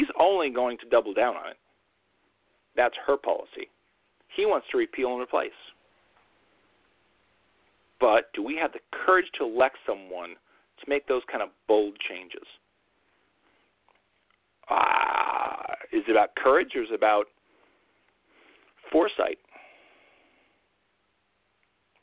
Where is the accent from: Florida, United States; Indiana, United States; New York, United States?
New York, United States; as a New Yorker